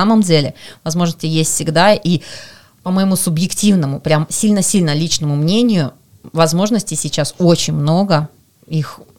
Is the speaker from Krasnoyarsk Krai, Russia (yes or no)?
yes; Krasnoyarsk Krai, Russia; Это мой первый форум, я из Красноярского края.